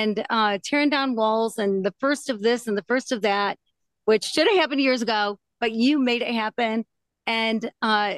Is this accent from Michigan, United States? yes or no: yes; Michigan, United States; I'm from Michigan, Midwestern